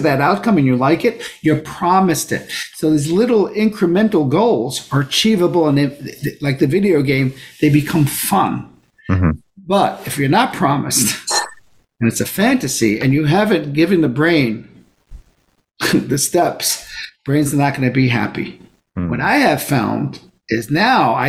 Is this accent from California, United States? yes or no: no; New York City, New York, United States; I grew up in Brooklyn